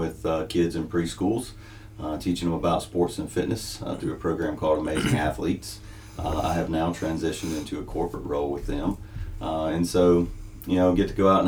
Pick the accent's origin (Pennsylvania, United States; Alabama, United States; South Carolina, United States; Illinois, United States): South Carolina, United States; Jonesville; moved away as an adult; now in Pauline, United States; I grew up in Jonesville, little community called West Springs, and that's where I grew up in church.